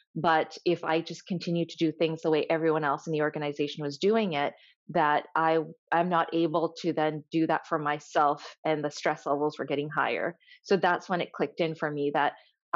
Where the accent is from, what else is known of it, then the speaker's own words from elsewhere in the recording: Canada; also born or lived in Tanzania; when I first moved to Canada, you know, I was born in Tanzania and Africa, and I moved to Canada.